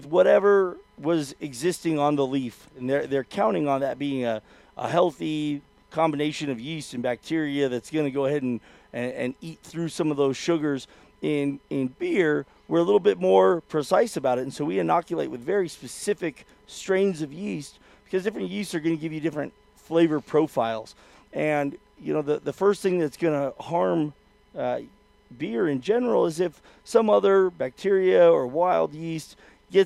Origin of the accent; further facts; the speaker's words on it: West Coast, United States; I'm from the West Coast